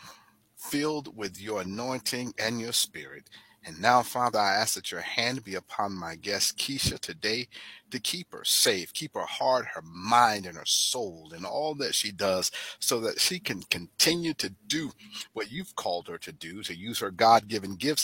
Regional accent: Fort Lauderdale, Florida, United States; I'm from way down South in Fort Lauderdale, you know, Pompano Beach.

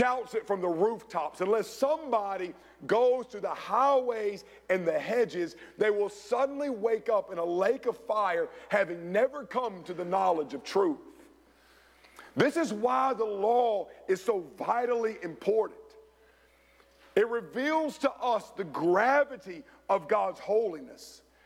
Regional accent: Rock Hill, South Carolina, United States; my hometown of Rock Hill, South Carolina

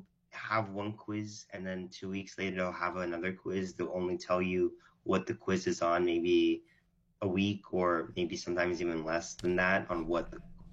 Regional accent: Canada; born or raised there; also born or lived in Israel

